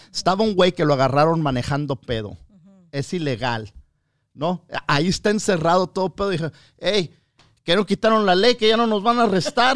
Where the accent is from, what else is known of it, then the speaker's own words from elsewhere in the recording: United States; yo soy ciudadano americano con todos mis derechos, nacido aquí